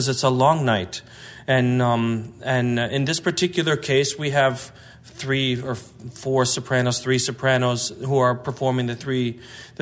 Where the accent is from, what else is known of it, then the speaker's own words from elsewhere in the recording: Chicago, Illinois, United States; I grew up in the Chicago area